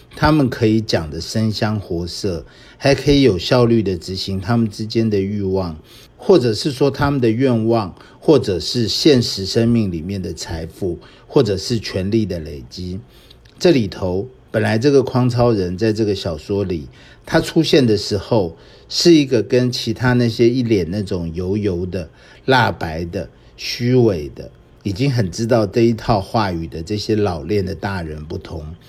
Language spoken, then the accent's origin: Chinese; Taiwan; 我们当时看的电影，我们台湾这边看的电影，当然都是美国进来的这种好莱坞的。